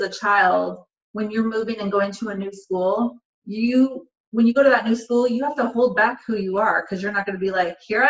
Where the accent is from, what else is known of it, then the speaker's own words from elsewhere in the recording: Portland, United States; I'm born and raised in Portland. I've never left Portland